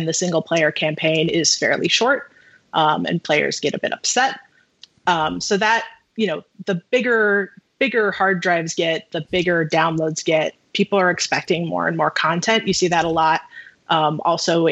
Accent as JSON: {"language": "English", "region": "Midwest", "country": "United States", "said": "I'm from the Midwest"}